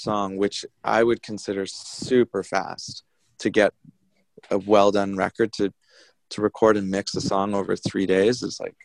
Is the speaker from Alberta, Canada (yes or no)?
no; Victoria, British Columbia, Canada; moved away as an adult; now in New Westminster, Canada; the local bands that we grew up with in Victoria on this little island